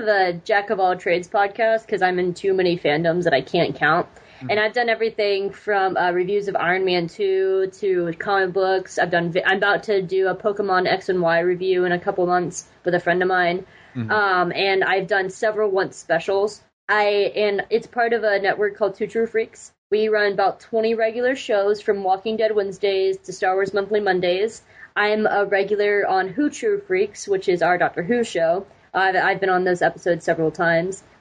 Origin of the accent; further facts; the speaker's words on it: Georgia, United States; I was born and raised here